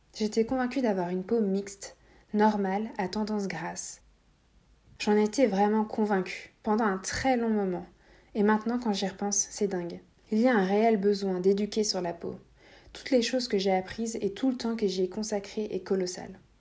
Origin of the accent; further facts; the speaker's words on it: Latvia; moved away; j'étais évidemment chez mes parents à ce moment-là, dans mon pays natal, la Lettonie. Je vivais dans une petite ville